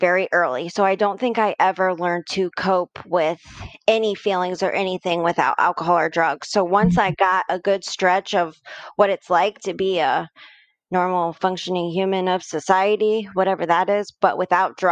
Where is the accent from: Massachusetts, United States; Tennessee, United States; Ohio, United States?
Ohio, United States; Mansfield; I'm born and raised in Mansfield, Ohio